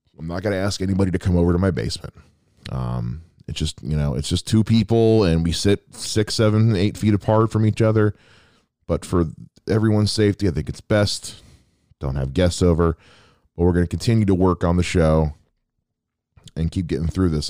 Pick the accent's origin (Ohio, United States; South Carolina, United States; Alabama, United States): South Carolina, United States; moved away; my home state of South Carolina